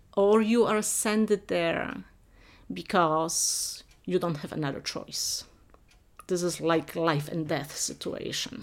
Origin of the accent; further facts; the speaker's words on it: Silesian Voivodeship, Poland; moved away; I grew up in Poland, but in not in main part of Poland, but in Upper Silesia, where different traditions, uh, Polish, German, Czech, and Silesians mixed.